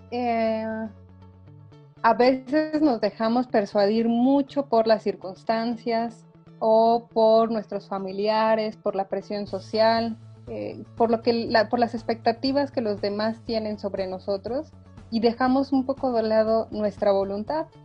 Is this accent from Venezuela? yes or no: no; Mexico; Yo le digo que soy hija de la SEP.